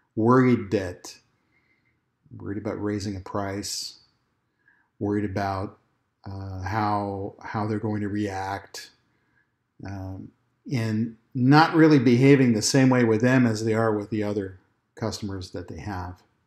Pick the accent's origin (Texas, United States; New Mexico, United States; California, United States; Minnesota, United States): Texas, United States; My home state of Texas